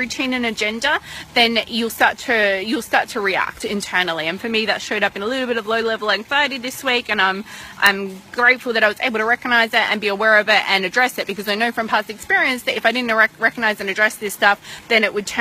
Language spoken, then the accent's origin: English; Melbourne, Victoria, Australia; moved away; back in Melbourne, when my hometown, when I was living there